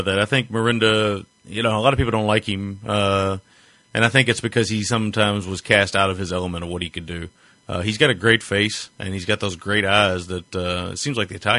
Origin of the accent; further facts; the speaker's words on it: United States; I'm an American.